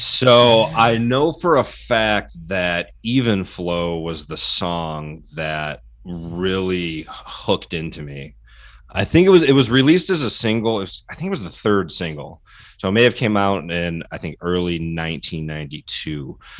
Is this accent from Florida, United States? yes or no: no; Detroit, Michigan, United States; as a Detroiter, suburban Detroiter, born, you know, born and raised, I grew up on Motown